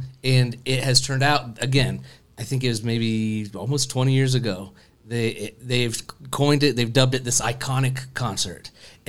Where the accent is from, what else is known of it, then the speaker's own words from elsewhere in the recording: Indianapolis, Indiana, United States; moved away; that's my roots. I'm from Indy.